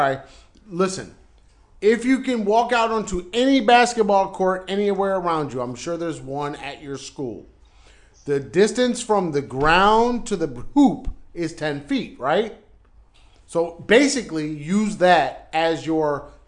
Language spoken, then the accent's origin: English; United States; moved away as an adult; also born or lived in Alabama; now in Foshan, China; we're American